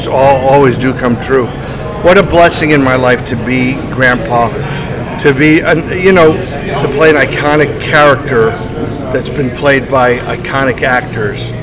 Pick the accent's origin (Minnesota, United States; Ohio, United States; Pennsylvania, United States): Pennsylvania, United States; Bethlehem; I'm from Pennsylvania, Bethlehem, Pennsylvania